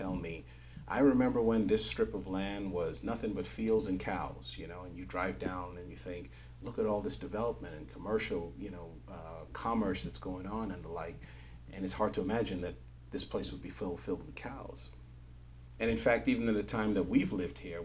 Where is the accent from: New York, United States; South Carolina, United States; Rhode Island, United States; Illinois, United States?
New York, United States; New York City; I grew up in New York City